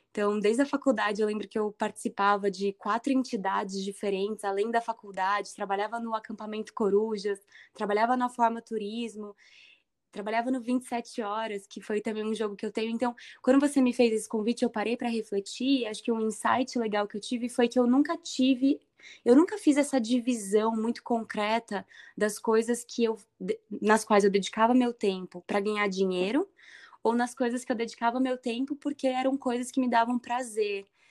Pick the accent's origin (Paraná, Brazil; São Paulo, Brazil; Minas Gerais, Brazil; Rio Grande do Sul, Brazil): São Paulo, Brazil; Indaiatuba; nasci em Dayatuba, tenho muito carinho pela cidade